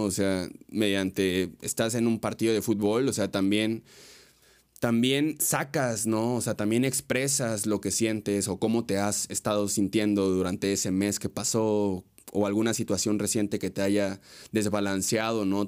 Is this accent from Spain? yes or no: no; Mexico; la cultura que, que tenemos como mexicanos